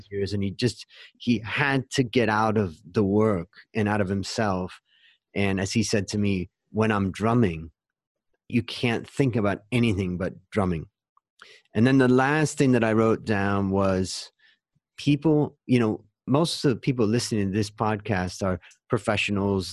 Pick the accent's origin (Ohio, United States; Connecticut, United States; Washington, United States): Ohio, United States; where I grew up in Ohio